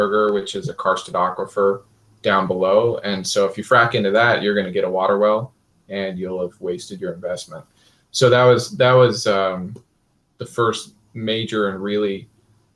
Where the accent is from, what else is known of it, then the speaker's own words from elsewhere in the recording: Kansas, United States; I grew up in Kansas